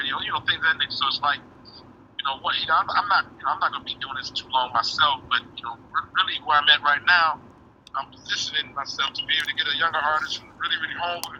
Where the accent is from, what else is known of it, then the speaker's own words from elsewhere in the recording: Gary, Indiana, United States; when you grow up in Gary, Indiana